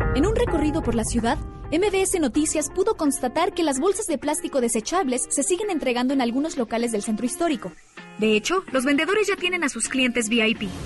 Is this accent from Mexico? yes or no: yes; Mexico; como buenos mexicanos